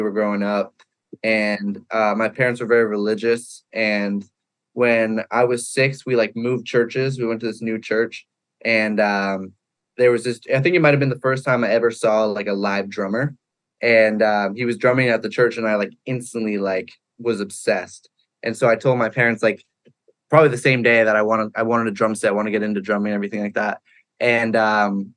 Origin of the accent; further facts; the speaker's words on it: Pembroke, New Hampshire, United States; moved away as an adult; now in Los Angeles, United States; I grew up in New Hampshire, a small town called Pembroke in New Hampshire.